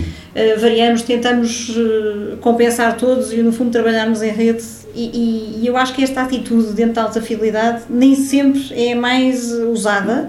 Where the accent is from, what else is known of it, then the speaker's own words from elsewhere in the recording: Lisbon, Portugal; moved away as an adult; now in Algarve, Portugal; Eu sou de Lisboa